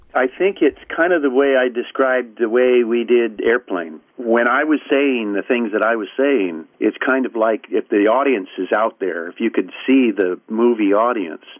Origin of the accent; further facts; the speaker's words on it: Newport Beach, California, United States; also born or lived in Bethesda, Maryland; I was probably eight months old when we came back home, where they they decided home was, which was the Newport Beach, Corona Laguna area.